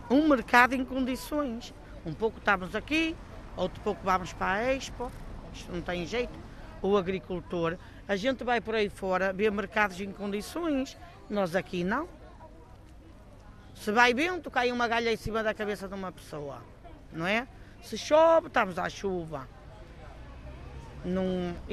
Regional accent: Vila Verde, Braga, Portugal; Não, quando sou de Ponte Lima, sou de Vila Verde.

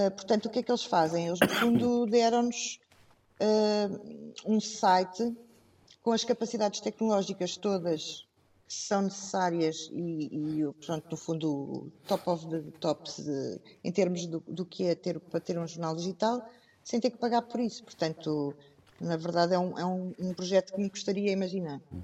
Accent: Abrantes, Centro, Portugal; Eu cresci em Abrantes e o nosso jornal tem sede em Abrantes

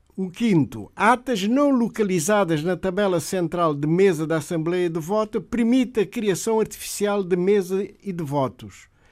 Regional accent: Guinea-Bissau; no país de onde eu sou natural, Guiné-Bissau

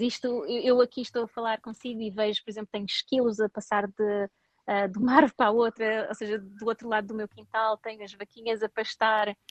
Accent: Portugal; moved away as an adult; also born or lived in Singapore / United States / Sweden; now in Thailand; eu saí de Portugal para ir para o Sudeste Asiático

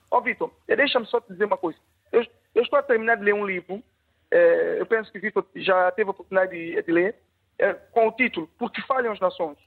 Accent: São Tomé & Príncipe; como santomense, como alguém que reside em Santo Meio Príncipe

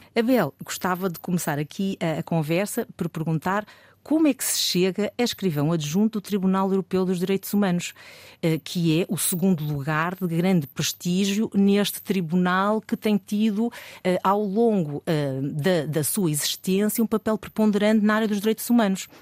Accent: Madeira, Portugal; eu sou da Madeira

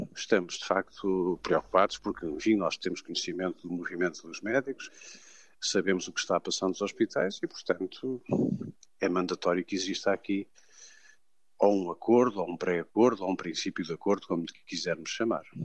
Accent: Portugal; eu, enquanto português

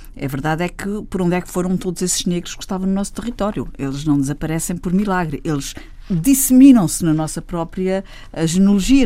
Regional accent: Lubango, Huíla, Angola; moved away; quando eu nasci eh, lá na maternidade em Sada Bandeira

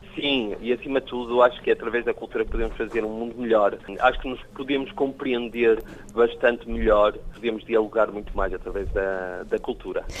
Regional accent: Portugal; now in France; eu sou português

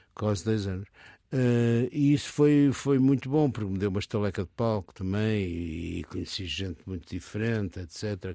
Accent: Porto, Norte, Portugal; moved away as an adult; eu sou do Porto, eh, gosto muito do Porto, gostava do meu ambiente familiar

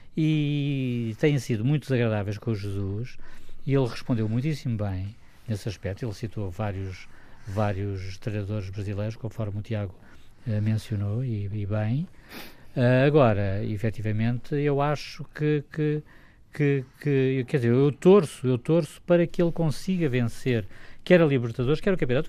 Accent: Portugal; como português

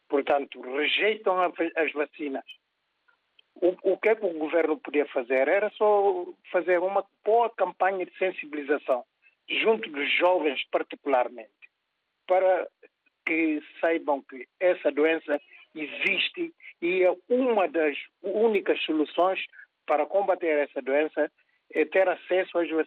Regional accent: Guinea-Bissau; now in Lisbon, Portugal; meu país de origem, que é a Guiné-Bissau.

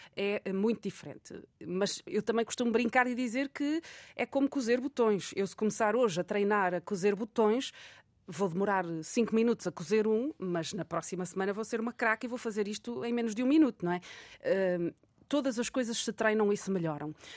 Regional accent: Amarante, Norte, Portugal; also born or lived in Coimbra / Seville; eu sou natural de Amarante

